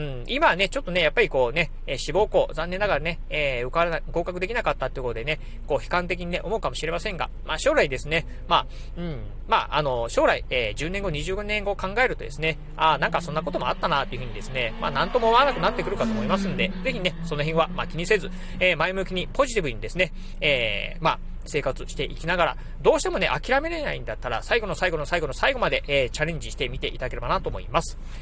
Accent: Kochi, Japan; 出身の高知

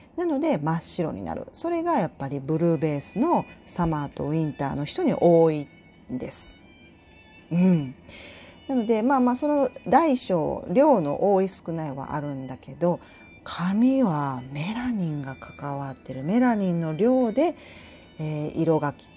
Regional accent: Tokushima, Japan; accent: Tokushima dialect (Awa dialect); moved away; also born or lived in Hyogo; 私が徳島出身な ので、えー、徳島弁まみれで育ったんですよ。

